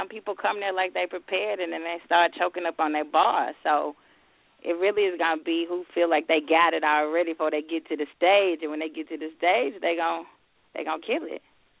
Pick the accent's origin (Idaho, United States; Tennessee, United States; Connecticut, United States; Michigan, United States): Tennessee, United States; Memphis; I'm straight from South Memphis